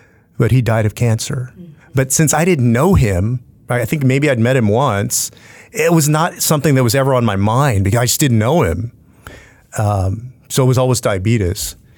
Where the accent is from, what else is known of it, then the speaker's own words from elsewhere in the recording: San Antonio, Texas, United States; growing up in South Texas as a Latino, grew up on the west side of town, and diabetes is rampant in San Antonio and in South Texas.